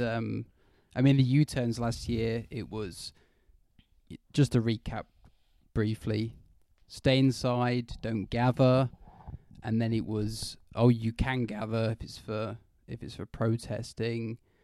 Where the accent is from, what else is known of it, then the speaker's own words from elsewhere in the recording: United Kingdom; I'm British.